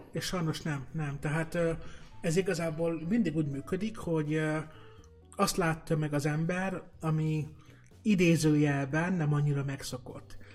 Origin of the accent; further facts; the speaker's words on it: Balassagyarmat, Nógrád, Hungary; a vidéki szülővárosomban, Balsagyarmaton